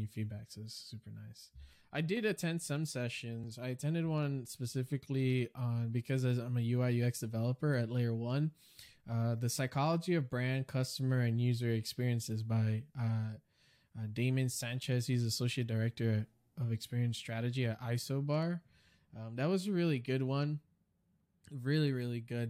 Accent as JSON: {"language": "English", "town": "New York City", "region": "New York", "country": "United States", "tie": "born or raised there", "moved": "yes", "said": "I was raised in New York City all my life"}